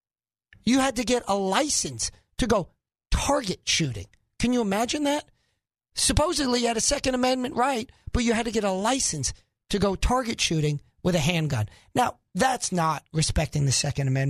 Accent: New York, United States; moved away as an adult; also born or lived in Northeast; now in Arkansas, United States; I was born in New York

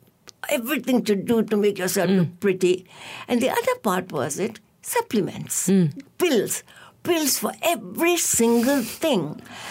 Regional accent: Myanmar; moved away as an adult; also born or lived in Yangon, Myanmar / England / Canada; now in Malaysia; I taught at the University of Rangoon, from where I graduated. I'm from Myanmar. Mm-hmm. And then after that, I studied in England and I studied in Canada, went back to the University of Rangoon to teach.

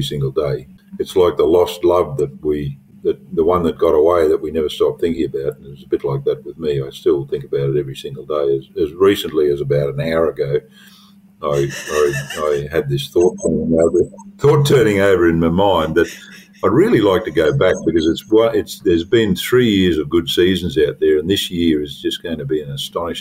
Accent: Western Queensland, Australia; also born or lived in Cunnamulla, Queensland / Eulo, Queensland; I grew up in Western Queensland. I was born in a town called Cunnamulla

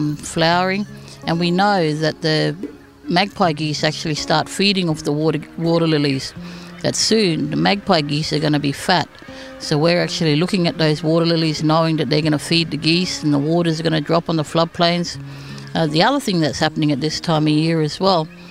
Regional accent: Darwin, Northern Territory, Australia; I'm a Larrakia woman of Darwin

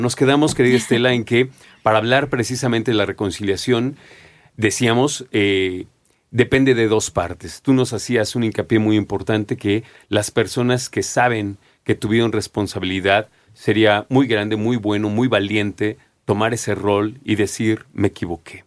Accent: Mexico; como mexicanos

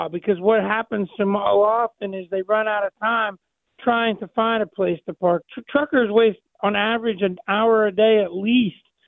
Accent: Ohio, United States; I'm from Ohio, just across the river

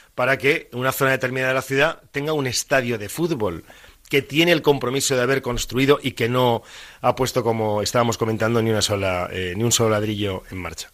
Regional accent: Valencian Community, Spain; como valenciano

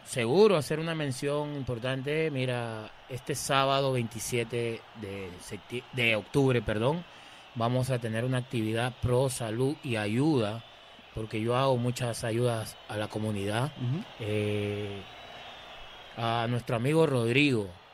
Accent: Peru; moved away as an adult; also born or lived in Aguadilla, Puerto Rico; súper orgulloso de ser peruano

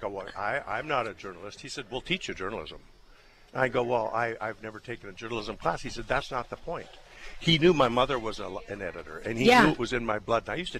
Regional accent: Crystal, North Dakota, United States; also born or lived in Cavalier, North Dakota / Grafton, North Dakota / Washington, D.C.; now in Fargo, United States; I was from Crystal, North Dakota.

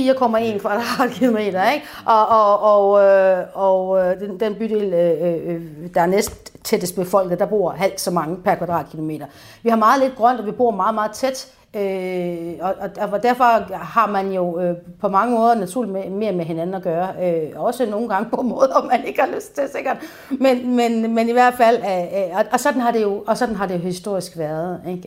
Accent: Aarhus, Central Denmark Region, Denmark; also born or lived in Frederiksberg; now in Copenhagen, Denmark; Jeg kommer oprindeligt fra Aarhus

